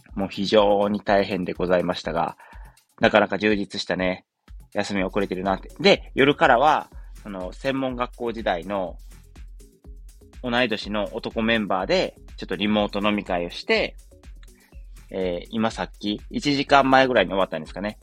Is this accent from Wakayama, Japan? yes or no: yes; Wakayama, Japan; 僕の出身地である和歌山